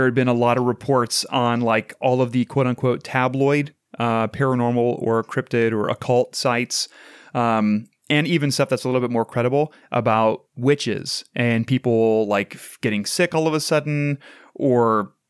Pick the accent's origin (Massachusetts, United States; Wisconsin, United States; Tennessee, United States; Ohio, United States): Ohio, United States; Madison; I grew up in Madison, Ohio.